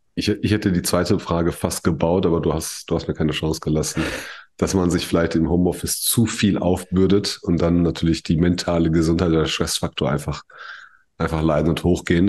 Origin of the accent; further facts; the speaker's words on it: Germany; bei uns in Deutschland